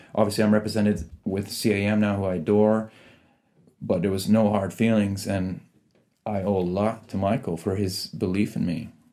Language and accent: English; Canada; also born or lived in Iran / Italy; So I was born in Iran, and then during the revolution, we escaped to Italy. But I was probably months, three, four months old when we got to Italy. And then I was there till two, just over two years. And then we took refuge in Canada.